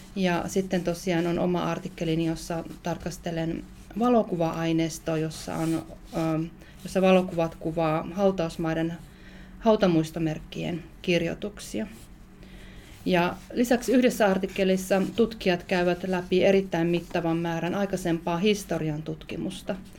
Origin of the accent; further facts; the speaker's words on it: Varkaus, North Savo, Finland; moved away; also born or lived in Joensuu / Savonlinna / Turku; olen alun perin kotoisin Itä-Suomesta, tarkalleen ottaen Varkaudesta